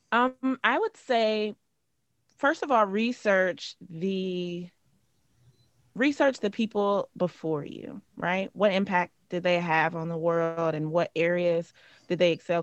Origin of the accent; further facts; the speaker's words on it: Cincinnati, Ohio, United States; moved away; also born or lived in New Orleans / Atlanta; I'm from Cincinnati, Ohio, um, born and raised